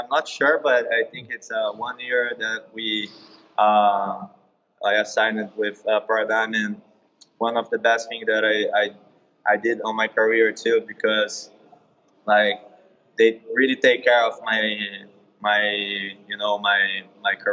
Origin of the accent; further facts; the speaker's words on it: Brazil; moved away as an adult; also born or lived in California / Florida; now in United States; I started in Brazil, and yeah, I was training in my hometown